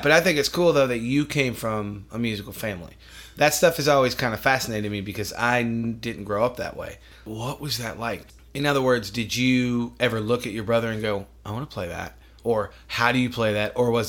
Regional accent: Syracuse, New York, United States; accent: New York; moved away; I was born in Syracuse, New York. So I'm from New York by birth, but right. upstate doesn't count.

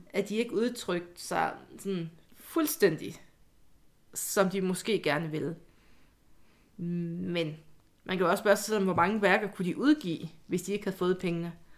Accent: Jutland, Denmark; moved away; also born or lived in Odense

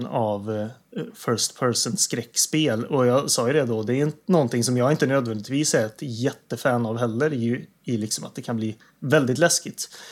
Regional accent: Värmland, Sweden; moved away; jag är hemma i Värmland

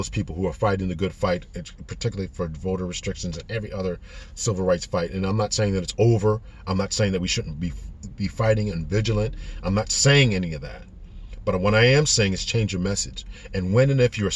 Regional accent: Connecticut, United States; Growing up in Connecticut is vastly different than growing up in California

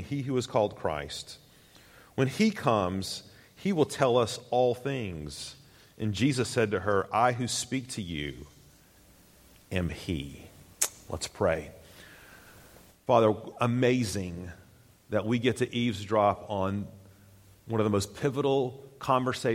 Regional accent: Tennessee, United States; I grew up in Tennessee, and I grew up going to Tennessee football games in Knoxville

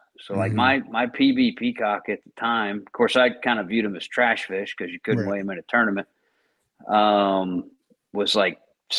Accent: South Florida, United States; moved away as an adult; also born or lived in Memphis, Tennessee; now in Middle Tennessee, United States; I grew up in South Florida and worked in the office there. Had a big corner office, kind of. Until 2012 when I moved to Middle Tennessee and started working from home.

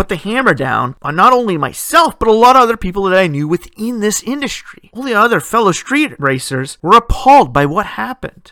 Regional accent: Ontario, Canada; My hometown set the precedence for the province of Ontario, creating what they call the street racing law.

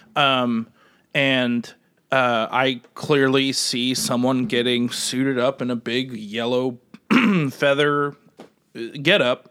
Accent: Midwest, United States; moved away; I'm from the Midwest

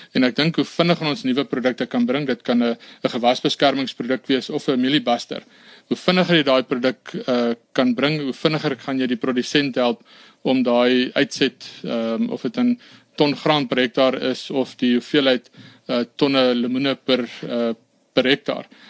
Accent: Brits, North West, South Africa; ek is gebore in Brits en daar ook gematrikuleer.

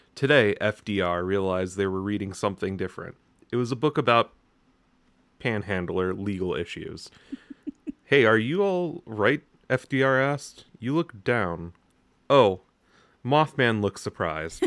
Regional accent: United States; as an American

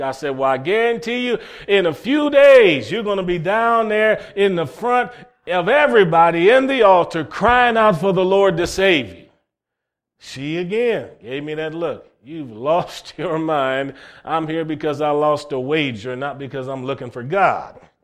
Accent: Cleveland, Ohio, United States; growing up in Cleveland, Ohio

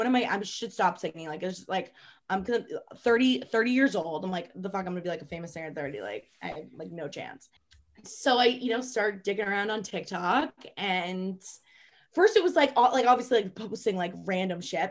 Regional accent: Maine, United States; I was from Maine originally

